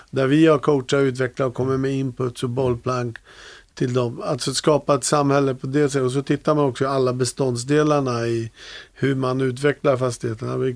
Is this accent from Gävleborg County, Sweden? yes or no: yes; Vallsta, Gävleborg County, Sweden; Men jag, jag är uppväxt i Vallsta eh, när jag var liten.